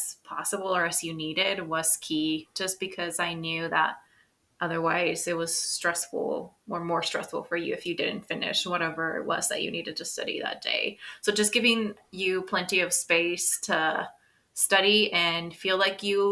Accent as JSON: {"language": "English", "country": "Mexico", "tie": "born or raised there", "moved": "yes", "lives_now": "United States", "said": "I was born in the United States of America, but I grew up in Mexico"}